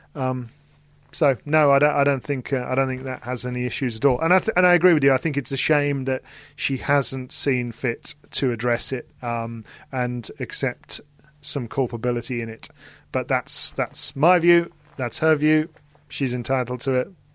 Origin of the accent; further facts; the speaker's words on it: United Kingdom; in terms of being British